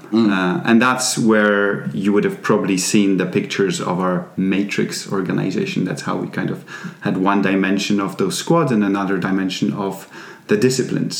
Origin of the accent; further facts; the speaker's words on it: Poland; English is a second language; moved away as an adult; also born or lived in England; now in Sweden; I come from Poland, uh, but I've not lived in Poland for quite a while now.